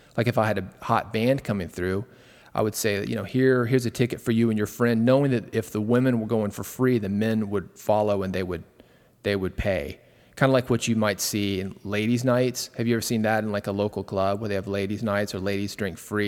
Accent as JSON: {"language": "English", "town": "Nashville", "region": "Tennessee", "country": "United States", "tie": "born or raised there", "said": "I was born in Nashville"}